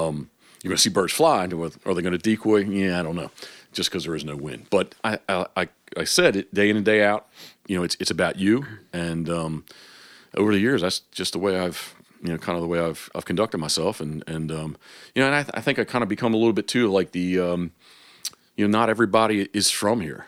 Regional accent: Havre de Grace, Maryland, United States; I was born in Harvard Grace, so the, you know, the decoy capital of the world

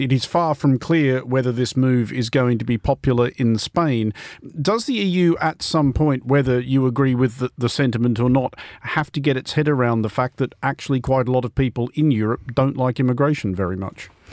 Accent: Australia; speaking as an Australian

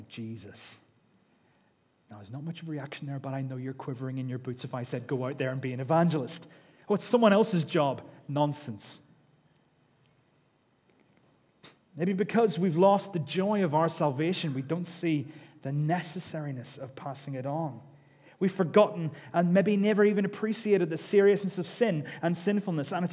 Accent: United Kingdom; we're British

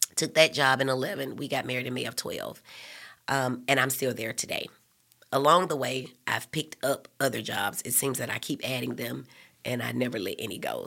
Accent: Birmingham, Alabama, United States; also born or lived in Nashville, Tennessee; I grew up in West End

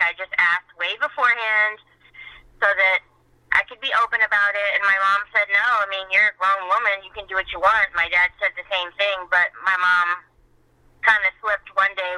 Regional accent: Miami, Florida, United States; I was born and raised in Miami

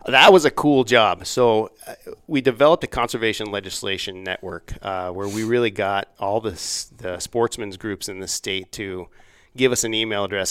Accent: Laramie, Wyoming, United States; moved away as an adult; also born or lived in Washington, D.C.; I'm, I'm from Laramie

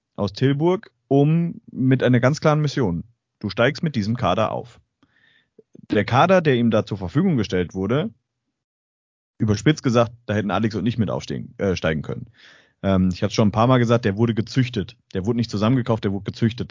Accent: Straubing, Bavaria, Germany; moved away; ich komme ja ähm, aus Straubing ursprünglich

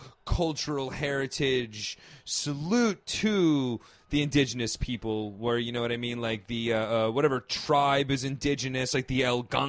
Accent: outside of New York, United States; growing up outside of New York when I was, I'd say probably like third grade or so.

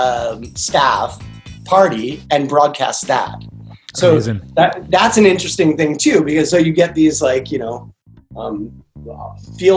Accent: Washington, District of Columbia, United States; I grew up in Washington, DC. It's been like DC born and bred, went to public school there

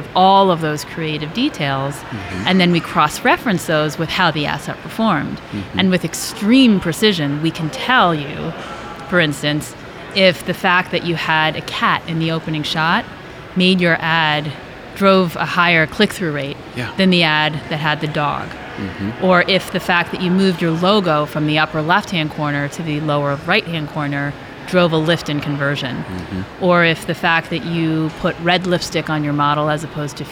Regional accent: New York, United States; moved away as an adult; also born or lived in Michigan; now in Los Angeles, United States; I'm originally from New York. I moved to LA. I've been there about 16 years

